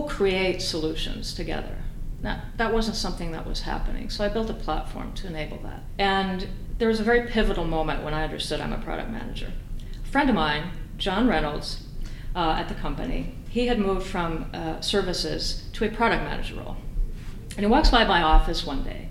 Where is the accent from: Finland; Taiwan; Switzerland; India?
Finland; moved away as an adult; also born or lived in Austin, Texas, United States; I was growing up in Finland at this time